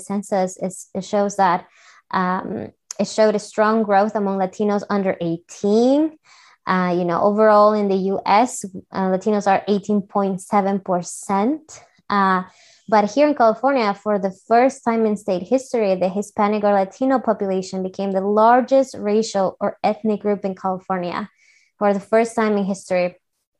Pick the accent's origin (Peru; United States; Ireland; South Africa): Peru; English is a second language; moved away as an adult; I'm from Peru, and I was in college